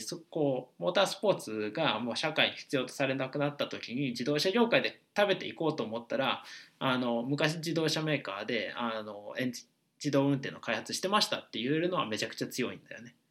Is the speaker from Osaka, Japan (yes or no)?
yes; Osaka, Japan; moved away as an adult; also born or lived in Kanto; もともと大阪に、あのが出身でで二十歳までは僕ずっと大阪にいた